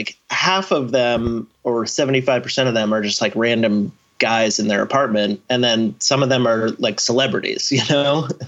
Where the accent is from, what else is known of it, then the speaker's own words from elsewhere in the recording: Maine, United States; also born or lived in New York / Milwaukee / Vermont; now in Los Angeles, United States; I'm from Maine, yeah, but I've lived quite a lot of places now.